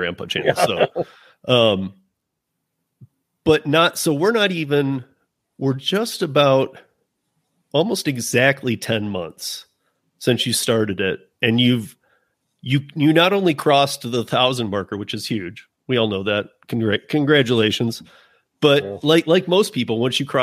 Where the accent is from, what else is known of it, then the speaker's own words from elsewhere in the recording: Michigan, United States; now in Colorado, United States; I'm from Michigan, born and raised